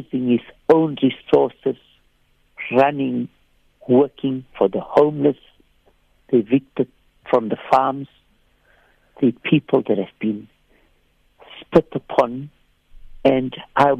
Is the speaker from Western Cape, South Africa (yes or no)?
yes; Cape Town, Western Cape, South Africa; I come from Bishop Lavis.